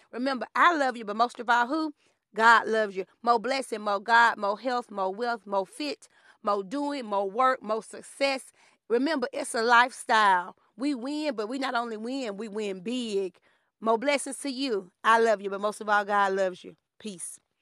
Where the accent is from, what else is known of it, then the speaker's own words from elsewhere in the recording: Alabama, United States; growing up in Alabama